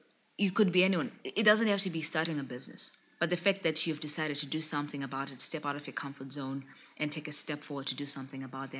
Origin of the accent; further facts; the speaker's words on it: Bulawayo, Zimbabwe; I grew up in a small township in the second largest city of Zimbabwe in Bulawayo